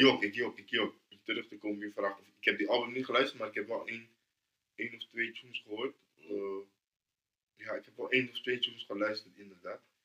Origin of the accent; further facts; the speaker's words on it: Rotterdam, South Holland, Netherlands; Ik ben van Noord